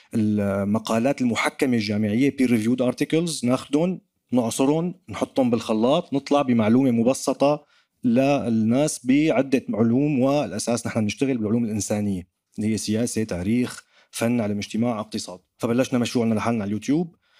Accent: Damascus, Damascus Governorate, Syria; accent: Damascene; now in France; انا كسوري كدمشقي حتى حتى ربطوا لي لهجتي بباب الحاره

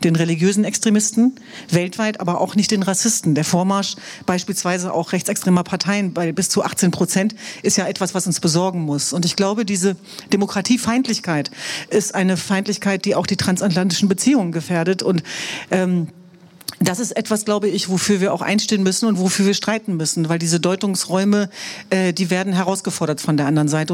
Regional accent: Hanover, Lower Saxony, Germany; German is a second language; Wir sind aber glücklicherweise in Hannover zur Welt gekommen

